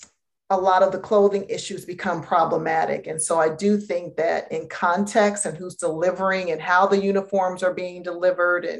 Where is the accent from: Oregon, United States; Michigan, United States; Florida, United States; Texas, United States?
Michigan, United States; Detroit; I'm from Detroit, and my parents sent us to Catholic schools